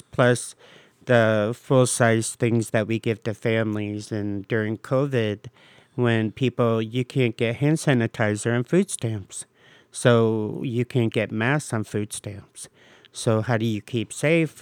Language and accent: English; Bowling Green, Ohio, United States; also born or lived in Cleveland Heights, Ohio / Euclid, Ohio; now in Cleveland, United States; I'm from Bowling Green.